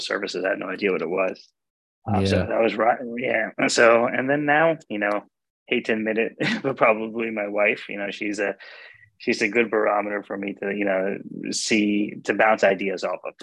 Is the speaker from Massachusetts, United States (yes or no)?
no; Clifton, New Jersey, United States; also born or lived in Hackensack, New Jersey / Maryland; I was born in Hackensack, grew up in Clifton, and been a Jersey boy my entire life